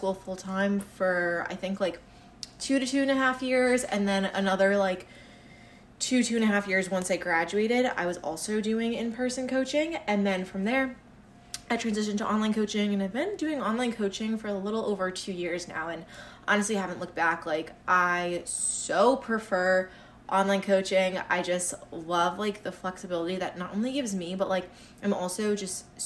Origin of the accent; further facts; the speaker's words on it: Connecticut, United States; We grew up here kind of like our whole lives